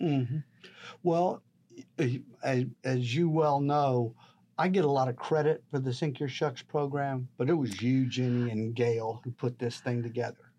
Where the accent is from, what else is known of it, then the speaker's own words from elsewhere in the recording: San Antonio, Texas, United States; moved away as an adult; now in Corpus Christi, United States; I grew up in San Antonio